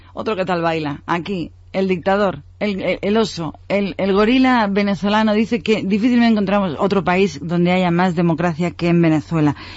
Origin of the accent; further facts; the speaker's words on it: Spain; como español